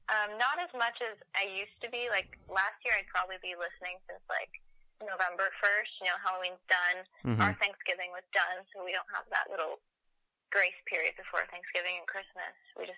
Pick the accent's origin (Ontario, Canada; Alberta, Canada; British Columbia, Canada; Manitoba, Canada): Ontario, Canada; accent: East Coast; I was born... in Ontario. That is my East Coast accent coming out.